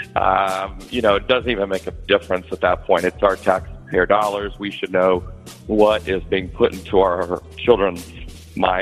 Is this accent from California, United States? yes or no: no; Illinois, United States; moved away as an adult; now in Horry County, South Carolina, United States; I'm originally from the state of Illinois